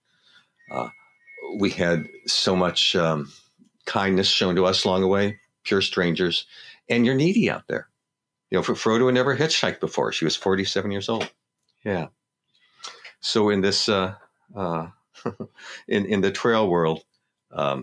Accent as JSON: {"language": "English", "town": "Los Angeles", "region": "California", "country": "United States", "tie": "born or raised there", "said": "growing up in Los Angeles."}